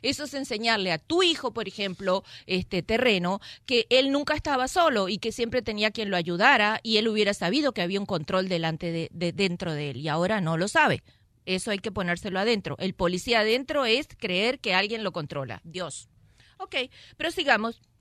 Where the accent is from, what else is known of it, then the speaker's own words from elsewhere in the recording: Mexico; yo soy mexicano, hecho por mexicanos, no sé por cuántos